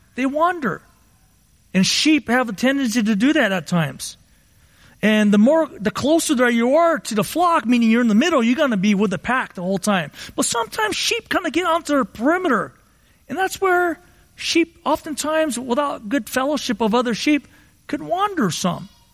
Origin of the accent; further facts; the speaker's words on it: Southern California, United States; I grew up in Southern California